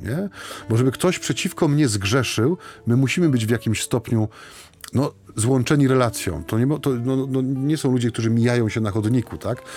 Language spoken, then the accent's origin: Polish; Silesian Voivodeship, Poland; U nas na Śląsku